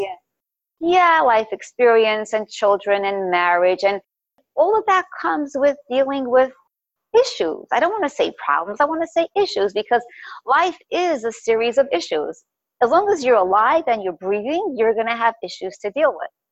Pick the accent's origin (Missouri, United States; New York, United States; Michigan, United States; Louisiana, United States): New York, United States; New York City; also born or lived in Crown Heights, Brooklyn; I was born in Crown Heights. My parents moved to Park when I was about a year old.